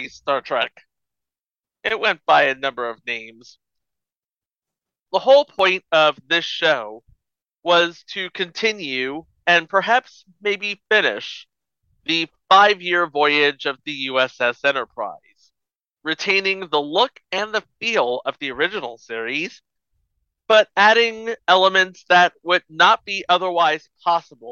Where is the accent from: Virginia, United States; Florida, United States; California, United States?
California, United States; when I was growing up in California